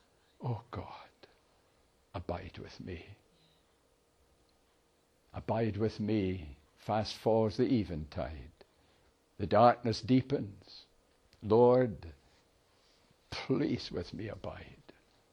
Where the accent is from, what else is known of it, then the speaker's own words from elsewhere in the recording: Airdrie, Scotland, United Kingdom; I was born in Airdrie, in Lanarkshire.